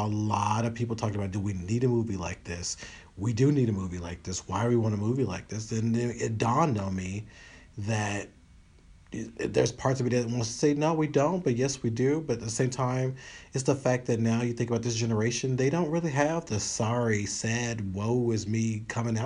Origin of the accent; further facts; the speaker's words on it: Union City, Tennessee, United States; I grew up in Union City, Tennessee